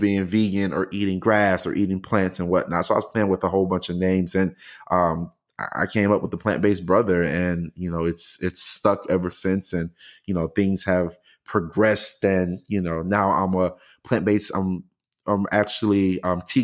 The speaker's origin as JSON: {"language": "English", "town": "Miami", "region": "Florida", "country": "United States", "moved": "yes", "lives_now": "Houston, United States", "said": "I'm originally from the greatest place on earth, the United States of Miami"}